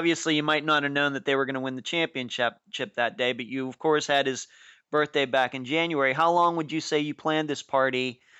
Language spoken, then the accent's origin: English; Lynchburg, Pennsylvania, United States; moved away; going back to where I grew up in Lynchburg, Pennsylvania